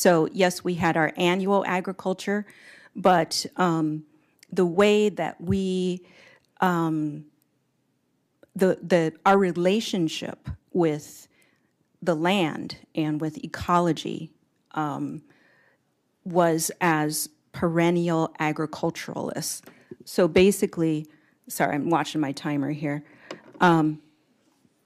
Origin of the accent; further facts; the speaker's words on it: Tama, Iowa, United States; I am Meskwaki from the Meskwaki Settlement in Tama, Iowa